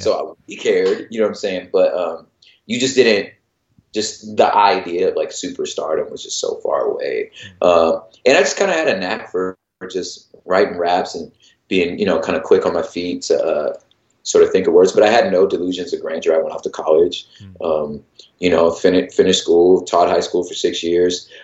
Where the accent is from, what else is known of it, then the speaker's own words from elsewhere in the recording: Los Angeles, California, United States; I'm originally from Los Angeles